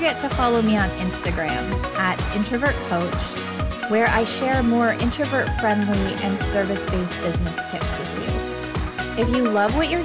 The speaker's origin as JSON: {"language": "English", "country": "Canada", "said": "I'm Canadian"}